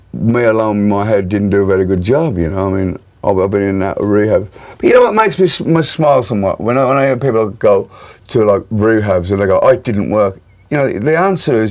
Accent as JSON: {"language": "English", "town": "Birmingham", "region": "West Midlands", "country": "United Kingdom", "tie": "born or raised there", "said": "my hometown, Birmingham"}